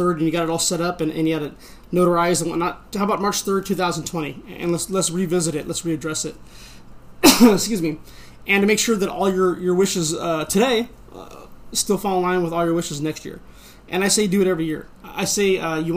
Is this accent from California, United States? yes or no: yes; Bay Area, California, United States; also born or lived in Tracy, California; I'm from Bay Area